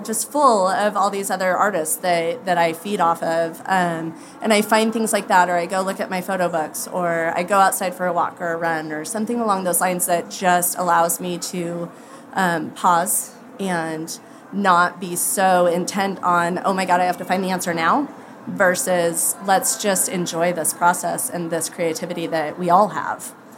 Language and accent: English; Idaho, United States; I'm from Idaho